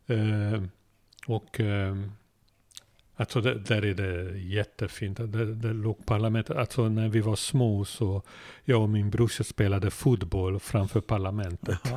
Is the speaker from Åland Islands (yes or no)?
no; Budapest, Hungary; Swedish is a second language; moved away as an adult; now in Sweden; vi bodde mitt i stan i Budapest